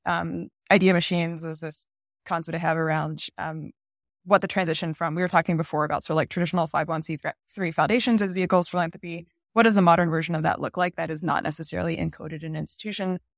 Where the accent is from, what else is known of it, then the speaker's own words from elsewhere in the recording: United States; I, I'm American